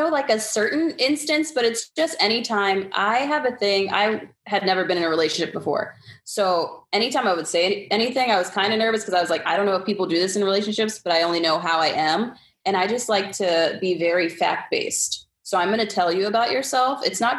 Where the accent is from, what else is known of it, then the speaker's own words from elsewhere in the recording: Staten Island, New York, United States; also born or lived in Philadelphia; I'm originally from Staten Island, New York, but my dad was in the military. So I moved around a bit. I went to school in Philly.